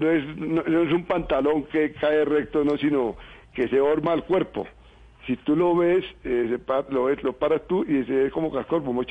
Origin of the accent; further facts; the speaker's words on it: Villavicencio, Meta, Colombia; now in Bogotá, Colombia; todos los hijos llaneros eh, nacimos en Villavicencio, pero la sangre nuestra por papá y mamá es santanderiana.